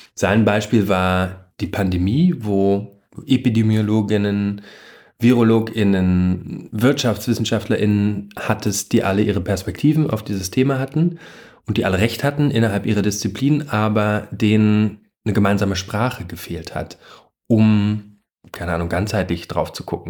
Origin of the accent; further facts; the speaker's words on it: Germany; bei uns in Deutschland